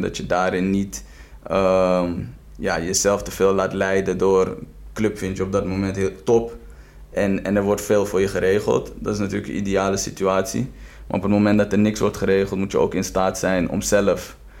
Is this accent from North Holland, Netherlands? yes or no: yes; Amstelveen, North Holland, Netherlands; also born or lived in Tbilisi, Georgia; ik ben opgegroeid in Westwijk